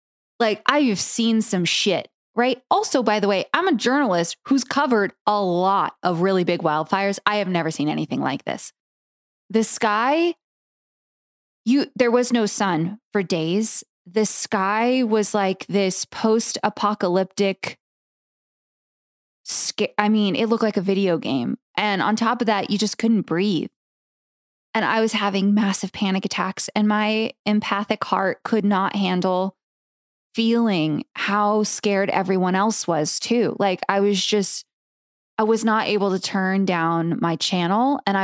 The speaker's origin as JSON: {"language": "English", "town": "San Diego", "region": "California", "country": "United States", "tie": "born or raised there", "moved": "yes", "lives_now": "Oregon, United States", "said": "And I come from California, where I grew up with wildfires. I grew up, you know, in San Diego."}